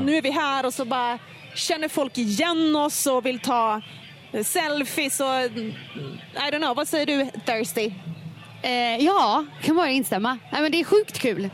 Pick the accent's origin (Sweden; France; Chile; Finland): Finland; jag är ändå finne